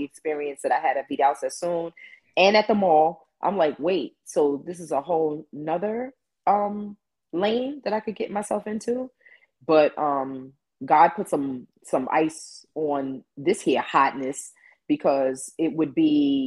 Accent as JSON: {"language": "English", "town": "New York City", "region": "New York", "country": "United States", "said": "I'm from Queens originally"}